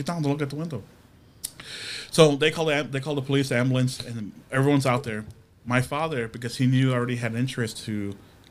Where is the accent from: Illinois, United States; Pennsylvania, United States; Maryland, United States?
Illinois, United States; Chicago; I grew up in Southside Chicago.